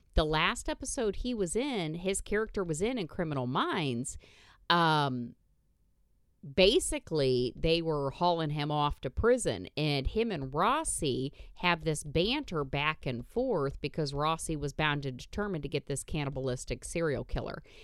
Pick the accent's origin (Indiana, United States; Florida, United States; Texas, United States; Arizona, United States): Indiana, United States; growing up in Indiana.